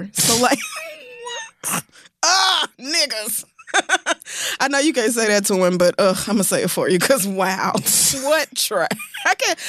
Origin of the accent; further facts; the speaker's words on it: Oklahoma, United States; I'm literally Native American. Like, do you have, maybe because I grew up in Oklahoma, I actually do know what has happened to Native Americans